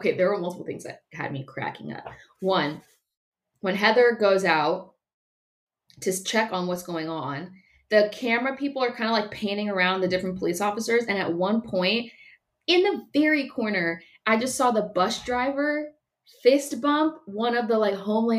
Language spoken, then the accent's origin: English; California, United States; I'm from California